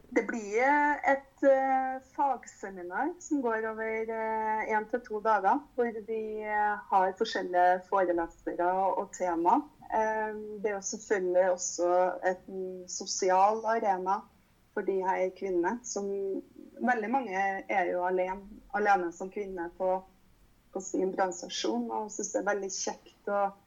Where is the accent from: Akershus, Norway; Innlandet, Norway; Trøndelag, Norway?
Trøndelag, Norway; Trondheim; jeg kommer jo fra Trondheim